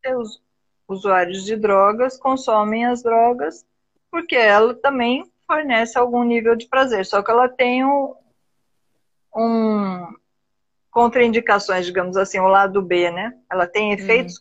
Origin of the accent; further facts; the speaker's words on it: Brazil; Eu ainda sou bem brasileira nesse sentido.